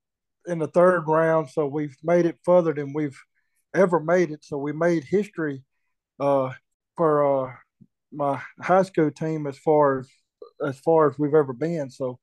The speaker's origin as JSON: {"language": "English", "town": "Eupora", "region": "Mississippi", "country": "United States", "tie": "born or raised there", "also_born_or_lived": "Houston, Mississippi", "lives_now": "West Point, United States", "said": "I was born and raised in Eupora, Mississippi. I graduated from Houston High School, like I said. I live here in West Point, Mississippi"}